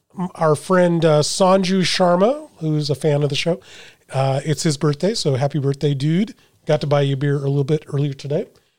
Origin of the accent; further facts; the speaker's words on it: United States; I'm an American.